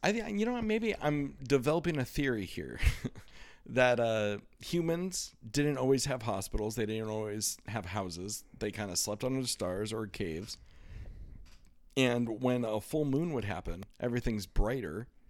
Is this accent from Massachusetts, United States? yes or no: no; Iowa, United States; growing up in Iowa